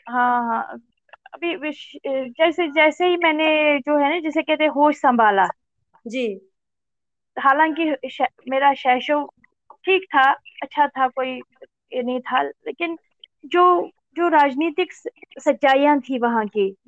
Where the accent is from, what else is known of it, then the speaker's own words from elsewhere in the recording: Seer Jagir, Jammu and Kashmir, India; born there; also born or lived in Srinagar; मेरा जन्म श्रीनगर कश्मीर में हुआ वास्तव में मैं एक कश्मीर के एक जो गांव है बारामूला डिस्ट्रिक्ट में पड़ता है वो सीर जागीर